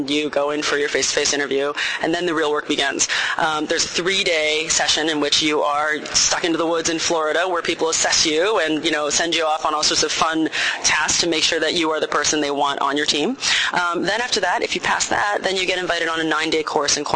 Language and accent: English; Taiwan; moved away; my home country of Taiwan